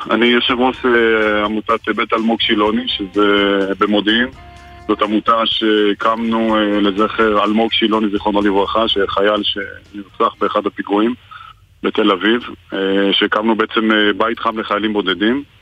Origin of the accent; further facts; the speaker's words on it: France; Hebrew is a second language; now in Israel; אני גם הייתי חייל בודד, אני באתי מצרפת